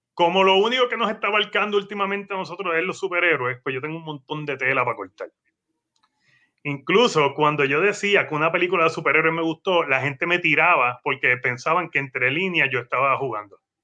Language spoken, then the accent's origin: Spanish; Guaynabo, Puerto Rico; para el periódico de mi pueblo, que es Guaynao.